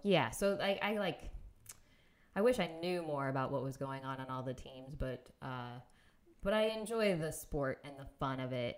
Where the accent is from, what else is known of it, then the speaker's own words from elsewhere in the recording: Indiana, United States; moved away; also born or lived in Minneapolis; I grew up in Indiana